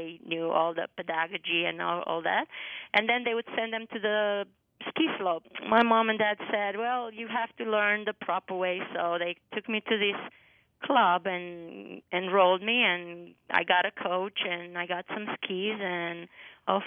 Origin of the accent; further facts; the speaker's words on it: Sibiu, Sibiu County, Romania; English is a second language; now in Bretton Woods, United States; But my hometown is called Sibiu